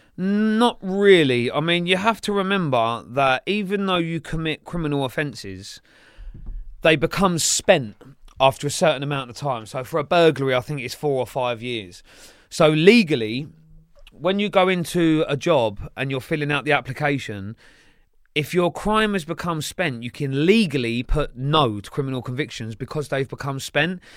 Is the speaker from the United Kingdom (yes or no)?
yes; Sunbury, South East England, United Kingdom; also born or lived in Kingston upon Thames / Tolworth / Staines / Feltham; from there I went to the border of Sunbury and Feltham. And then that's where predominantly I grew up